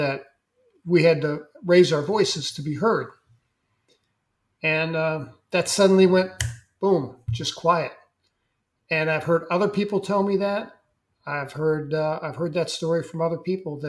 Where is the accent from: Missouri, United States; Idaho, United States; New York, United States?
Missouri, United States; St. Louis; moved away as an adult; also born or lived in Vermont; I was from St. Louis, Missouri. We were both city kids